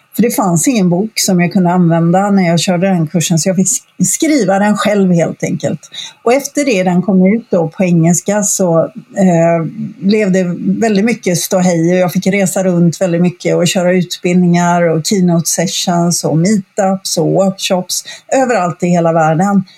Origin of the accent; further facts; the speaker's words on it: Gothenburg, Västra Götaland, Sweden; also born or lived in Stockholm; jag eh, sitter just nu på västkusten i Sverige, i Göteborg, som är min hemstad egentligen